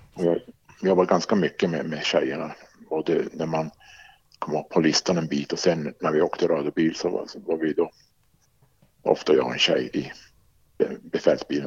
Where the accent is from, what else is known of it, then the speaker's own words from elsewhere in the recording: Arjeplog, Norrbotten County, Sweden; moved away as an adult; also born or lived in Boden / Jönköping / Stockholm / Luleå; Jag är uppvuxen i Arjeplog.